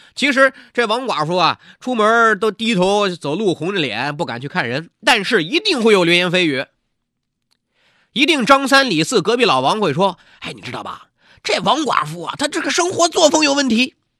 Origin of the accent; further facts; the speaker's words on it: China; 我们国家